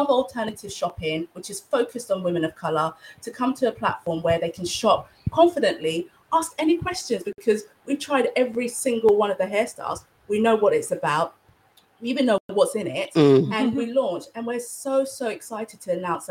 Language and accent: English; London, United Kingdom; I'm from South London